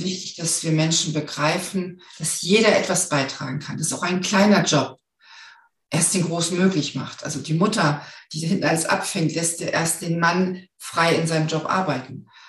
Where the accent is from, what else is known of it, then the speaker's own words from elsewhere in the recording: the North, Northern Germany, Germany; ich komme aus dem Norden